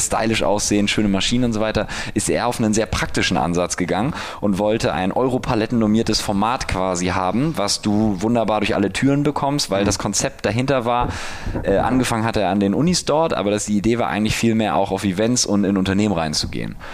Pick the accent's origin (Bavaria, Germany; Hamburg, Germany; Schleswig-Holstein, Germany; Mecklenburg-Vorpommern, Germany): Hamburg, Germany; moved away as an adult; now in Berlin, Germany; ich komme aus Hamburg, bin 31